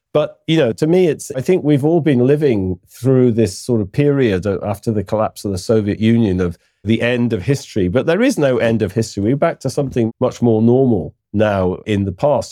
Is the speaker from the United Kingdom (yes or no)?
yes; United Kingdom; I'm British